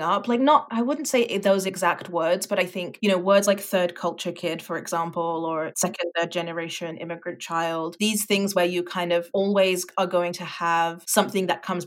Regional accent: London, United Kingdom; moved away as an adult; also born or lived in France / Netherlands; now in Canada; I grew up in Southeast London and lived there until I was 10, and then we moved to France for a year and then came back to London. And so I spent my teenage years in London

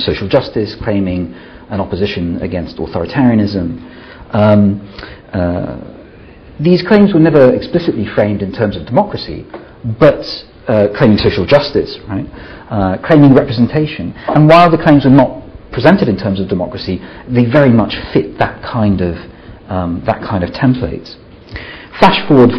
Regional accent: Italy; now in Scotland; I'm originally from Italy

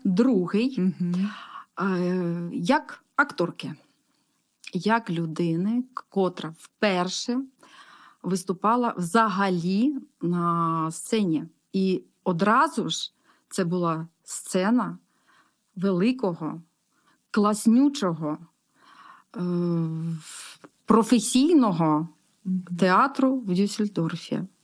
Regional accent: Horlivka, Donetsk Oblast, Ukraine; я із Горловки

